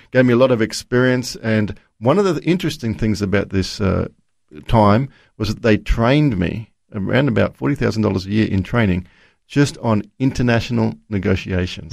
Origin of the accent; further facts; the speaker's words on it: Brisbane, Queensland, Australia; I was Born in Brisbane